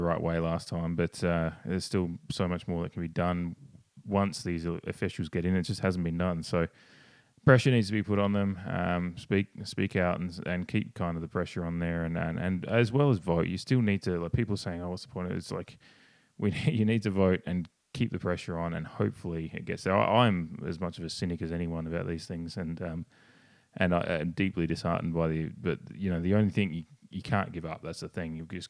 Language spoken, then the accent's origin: English; Australia; I'm obviously Australian